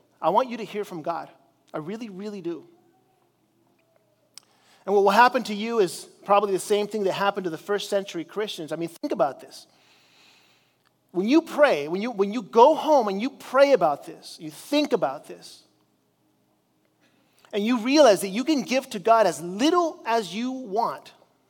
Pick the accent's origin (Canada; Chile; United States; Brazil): Chile; As you know, I grew up in Chile as a missionary there